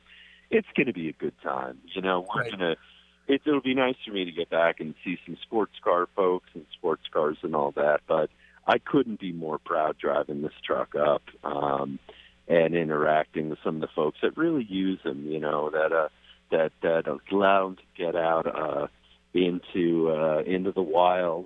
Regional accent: New York, United States; me being a New Yorker

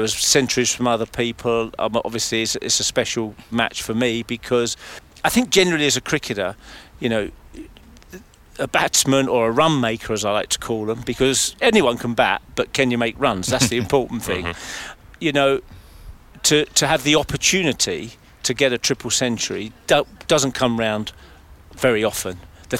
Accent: London, United Kingdom; moved away as an adult; also born or lived in Shenfield, Essex; now in Ingatstone, United Kingdom; I was brought up in Leightonstone, which is about a mile and a half from what was then the Leighton County Ground, where we played county cricket. I played in the last game there in 1977. And basically, I live at just up the road at Ingatstone.

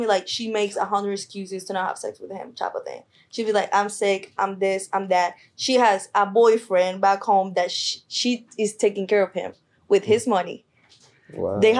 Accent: Colombia; I was born and raised in Colombia. My mom is a Colombian woman.

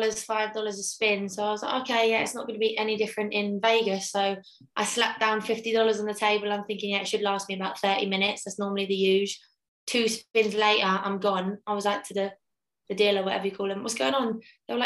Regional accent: Croxley Green, East of England, United Kingdom; moved away; I'm actually from a little town called Croxley Green

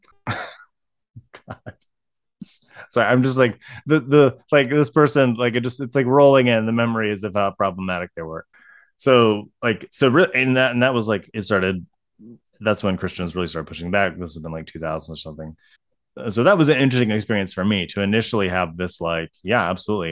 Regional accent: Ohio, United States; also born or lived in Colorado; growing up in Ohio

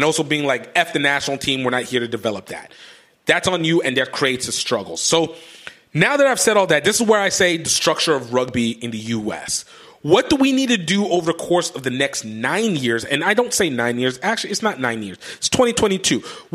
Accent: United States; as American rugby people

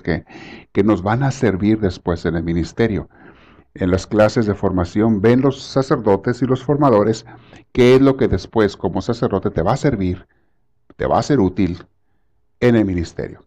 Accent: Mexico; moved away; cuando yo estaba en la secundaria en México

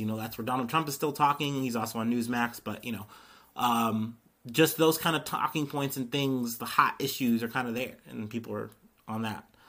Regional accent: Missouri, United States; I was born in Missouri

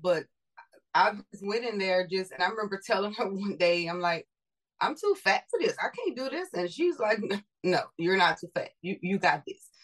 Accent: Louisiana, United States; now in Houston, United States; I am from Louisiana. I live in Texas. Okay. I always how- say born and raised Louisiana, Texas made.

